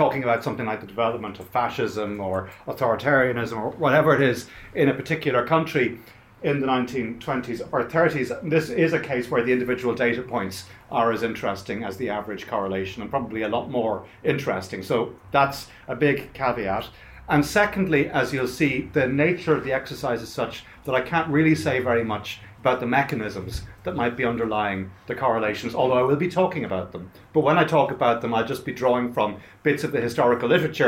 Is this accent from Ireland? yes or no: yes; Ireland; As an Irish Catholic